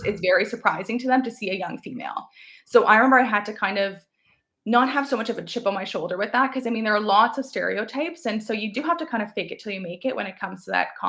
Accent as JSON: {"language": "English", "town": "Chatham", "region": "Ontario", "country": "Canada", "tie": "born or raised there", "also_born_or_lived": "London, Ontario", "said": "to be in my hometown was huge because I already knew quite a few people, right, growing up there"}